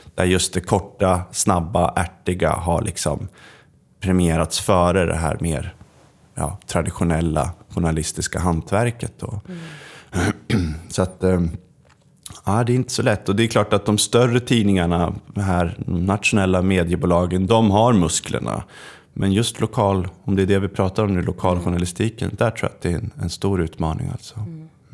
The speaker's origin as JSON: {"language": "Swedish", "town": "Östersund", "region": "Jämtland", "country": "Sweden", "said": "jag kommer från Östersund"}